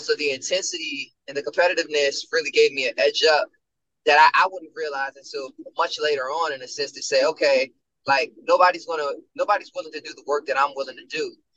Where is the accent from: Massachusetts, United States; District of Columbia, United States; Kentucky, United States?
District of Columbia, United States; Washington; moved away; I was born in Greater Southeast Hospital